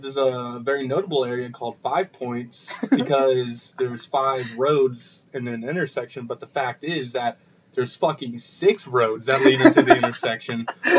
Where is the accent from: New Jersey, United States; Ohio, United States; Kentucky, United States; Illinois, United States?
Ohio, United States; Mingo Junction; moved away as an adult; now in Youngstown, United States; I'm 21, and we're from Mingo Junction, Ohio, small town, right outside Steubenville.